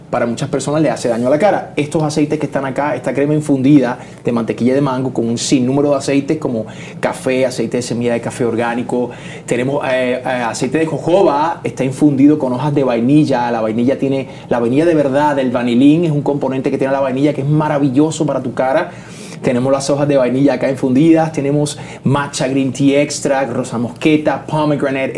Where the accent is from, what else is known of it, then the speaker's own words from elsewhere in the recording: Puerto Rico; como decimos en Puerto Rico